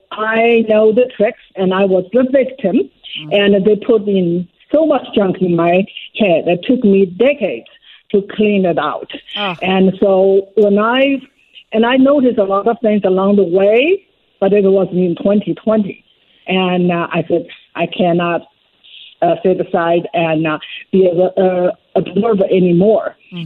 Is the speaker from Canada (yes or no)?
no; China; moved away as an adult; now in United States; Yes, I was born in China, in Mao's China, and I lived through the whole Cultural Revolution.